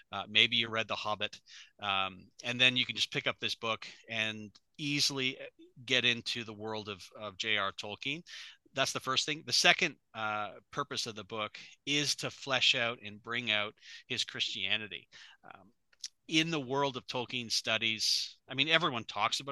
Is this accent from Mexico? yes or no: no; Canada; I am a Canadian as well, if people haven't recognized my accent